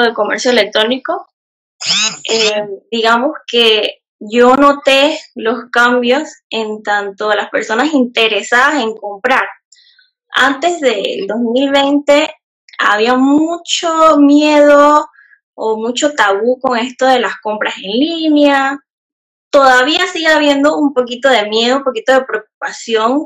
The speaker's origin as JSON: {"language": "Spanish", "region": "Panamá Oeste", "country": "Panama", "said": "yo soy de acá de Panamá, como bien dijo Jefferson, soy del lado de Panamá Oeste, eh, para que sepan cómo exactamente, no es en la capital"}